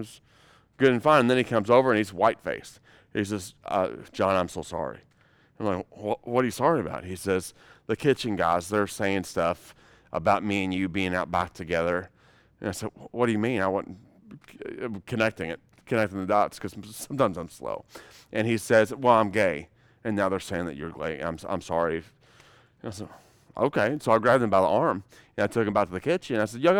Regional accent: United States; born there; I'm so very thankful that I was born here in America, where we have freedoms and liberties.

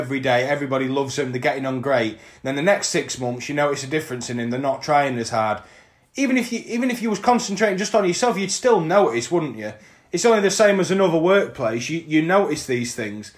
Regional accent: Scunthorpe, Yorkshire and the Humber, United Kingdom; we are from Scunthorpe, which is a steel-making town in North East North Lincolnshire.

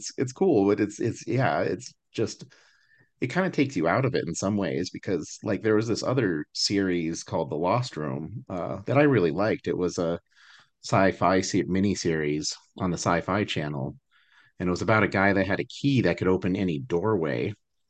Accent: Albuquerque, New Mexico, United States; I grew up in Albuquerque, where both of them are filmed.

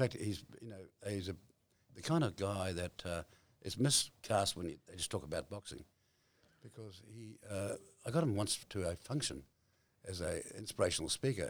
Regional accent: New Zealand; I grew up way up on the East Coast, up north, in a very, how shall I say it, different age

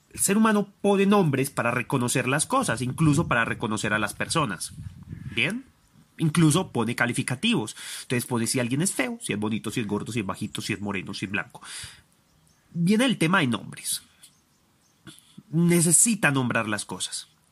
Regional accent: Envigado, Antioquia, Colombia; Yo soy aquel de Envigado. Yo soy aquel de Colombia.

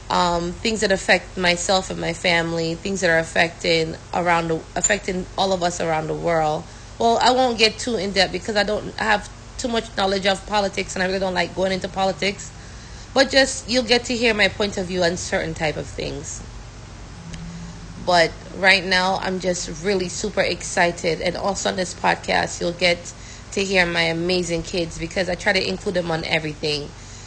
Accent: Brooklyn, New York, United States; also born or lived in Jamaica; knowing that she came from Guyana and I came from Jamaica. But it was such an awesome thing, you know. But I'm not gonna lie to you, it definitely gave me a culture shock. And growing up in Brooklyn, it was just awesome.

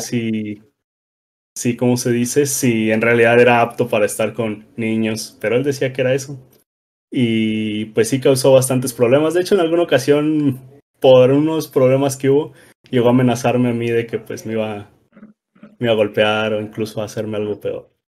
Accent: Rioverde, San Luis Potosí, Mexico; now in Querétaro, Mexico; todos somos de Río Verde, San Luis Potosí

